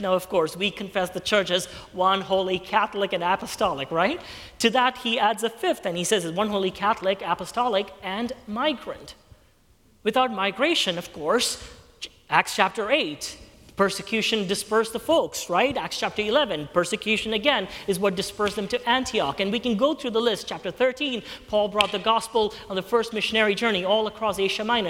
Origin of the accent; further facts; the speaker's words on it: Kuwait; moved away; I was born and raised in Kuwait